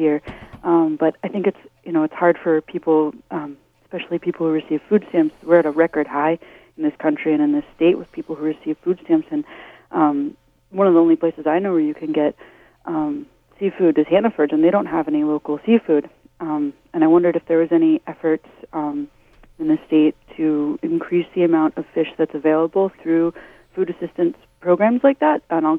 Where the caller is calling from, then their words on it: Verona, Maine, United States; I'm calling from Verona.